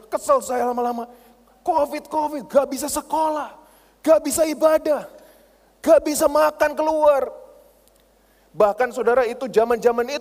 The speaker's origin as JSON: {"language": "Indonesian", "town": "Surabaya", "region": "East Java", "country": "Indonesia", "said": "Saya berani orangnya itu berani. Saya ini orang Surabaya, bondo nekat saudara."}